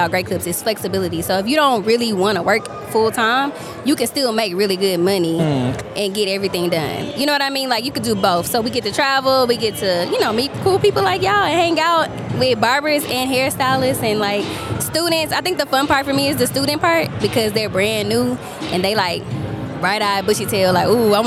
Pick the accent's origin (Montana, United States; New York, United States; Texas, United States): Texas, United States; Houston; from Houston, Texas, hairstylist